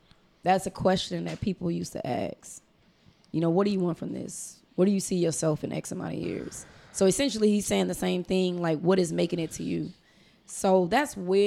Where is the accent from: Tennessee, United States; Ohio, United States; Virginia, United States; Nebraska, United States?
Nebraska, United States; Omaha; now in Houston, United States; I'm from Omaha, Nebraska.